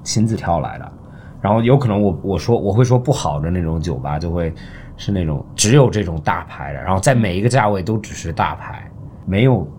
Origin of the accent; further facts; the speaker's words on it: Melbourne, Victoria, Australia; moved away; 我在墨尔本长大的，就墨尔本，澳大利亚